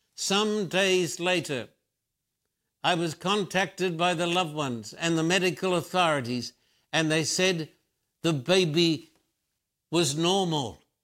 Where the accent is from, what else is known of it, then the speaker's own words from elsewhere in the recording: Australia; moved away as an adult; now in United States; I've lived in the United States for thirty-five years, born and bred in Australia.